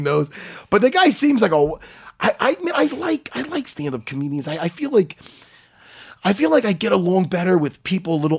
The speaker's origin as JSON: {"language": "English", "town": "East Meadow", "region": "New York", "country": "United States", "tie": "born or raised there", "said": "We were building my first storefront in my hometown of East Meadow"}